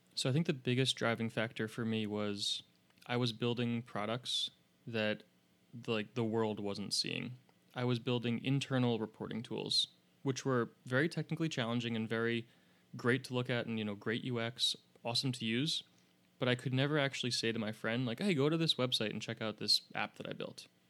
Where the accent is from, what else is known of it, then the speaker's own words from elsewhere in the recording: upstate New York, United States; I grew up in what people from New York would call upstate